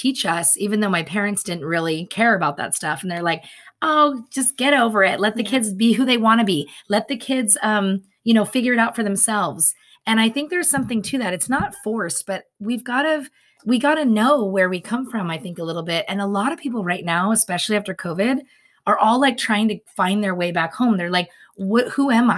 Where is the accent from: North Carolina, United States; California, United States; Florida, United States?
California, United States; we're Californians now